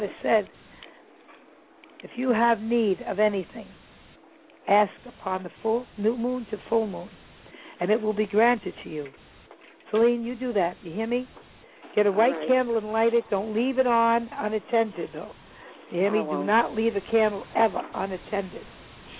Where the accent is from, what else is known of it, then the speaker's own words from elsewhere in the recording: New York City, New York, United States; moved away; also born or lived in Salem, Massachusetts; I was born in Kings County. I lived in Brooklyn. I was born there